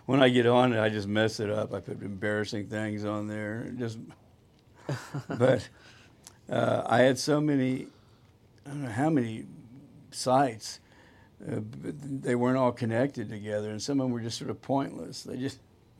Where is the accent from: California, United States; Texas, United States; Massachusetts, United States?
Texas, United States; Dallas; also born or lived in Houston; Born and raised in Dallas, Texas, the oldest of three children